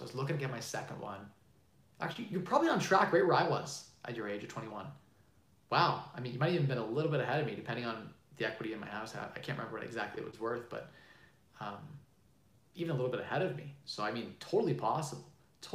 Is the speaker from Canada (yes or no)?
yes; Canada; I'm Canadian